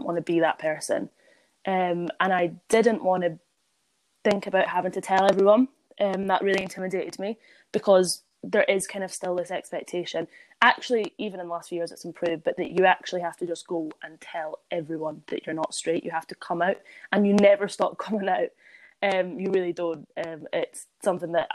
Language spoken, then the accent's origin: English; Edinburgh, Scotland, United Kingdom; I grew up in, you know, a very accepting area. I'm from Edinburgh.